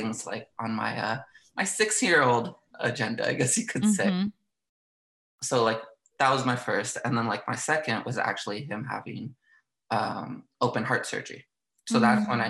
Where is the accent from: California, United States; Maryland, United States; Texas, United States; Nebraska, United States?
California, United States; Southern; born and raised in Southern California, beautiful, sunny California.